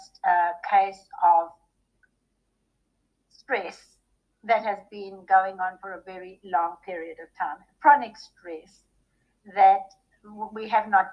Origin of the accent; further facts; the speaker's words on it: South Africa; moved away as an adult; now in Texas, United States; Growing up in South Africa during the apartheid era was a trauma for a very sensitive little girl like me